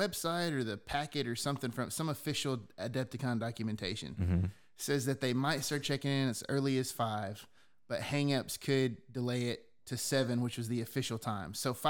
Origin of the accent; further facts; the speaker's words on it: the South, United States; I'm from the South. This was just a simple place.